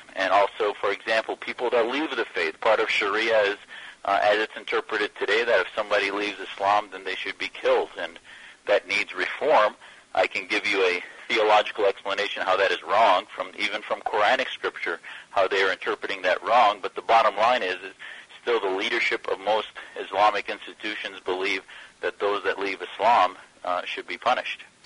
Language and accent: English; United States; as an American born in, in the U.S.